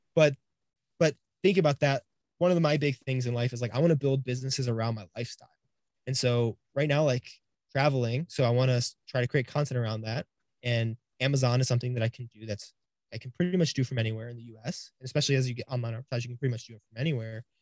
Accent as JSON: {"language": "English", "region": "Florida", "country": "United States", "said": "we're both from the East Coast in Florida"}